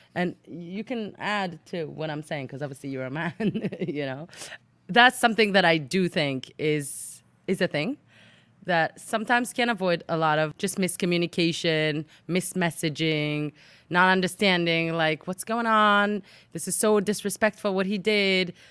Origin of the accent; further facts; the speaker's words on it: Jerusalem, Jerusalem District, Israel; moved away as an adult; also born or lived in England; I was born and raised in Jerusalem, Israel